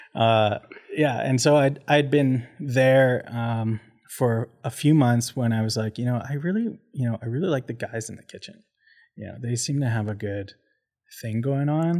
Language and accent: English; Port Coquitlam, British Columbia, Canada; also born or lived in Abbotsford; now in Calgary, Canada; we hopped over to Porcoquitlam. So that's where I did a lot of my growing up as a youth